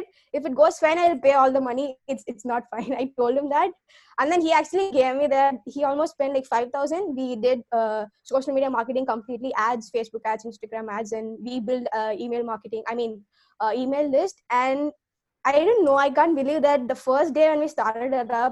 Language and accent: English; Tamil Nadu, India; now in Chennai, India; I am from Tamil Nadu